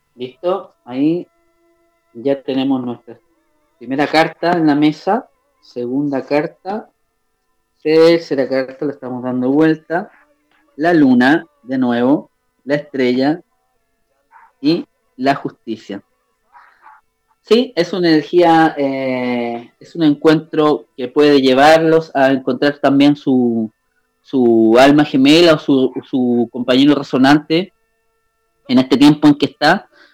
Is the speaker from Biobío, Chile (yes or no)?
no; Limache, Valparaíso, Chile; yo soy eh, eh, de Chile, de Limache